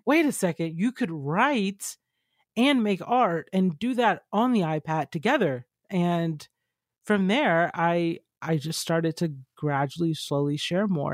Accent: Georgia, United States; I grew up in Georgia

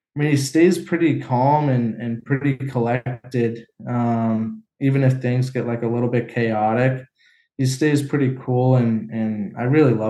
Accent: San Diego, California, United States; moved away as an adult; growing up in San Diego

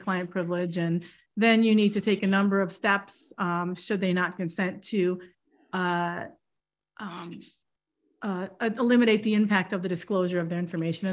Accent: New York, United States; I'm from New York

